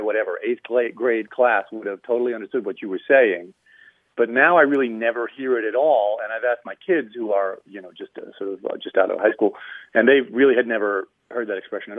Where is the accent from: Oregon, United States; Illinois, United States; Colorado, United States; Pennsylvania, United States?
Pennsylvania, United States; Erie; now in New York City, United States; I grew up in Erie, Pennsylvania.